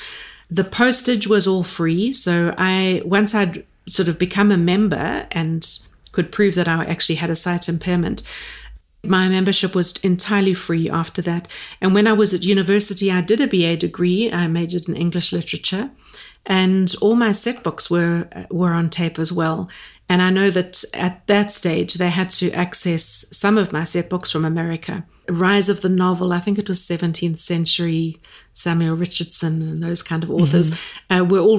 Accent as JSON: {"language": "English", "town": "Durban", "region": "KwaZulu-Natal", "country": "South Africa", "tie": "born or raised there", "said": "And I was born in Durban, went to school there. I've always lived in South Africa"}